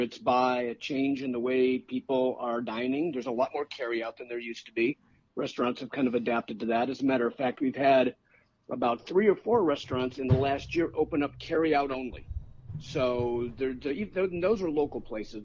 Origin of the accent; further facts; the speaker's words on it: Chicago, Illinois, United States; now in Sarasota, United States; I'm from Chicago originally